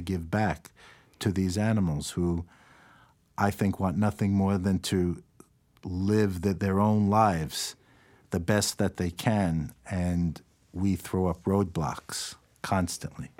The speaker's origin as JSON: {"language": "English", "town": "New York City", "region": "New York", "country": "United States", "tie": "born or raised there", "said": "I grew up in New York City"}